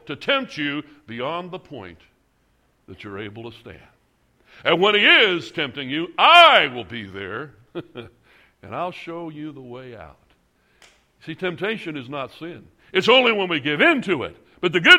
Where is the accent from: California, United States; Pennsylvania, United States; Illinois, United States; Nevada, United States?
Illinois, United States; Chicago; I come from Chicago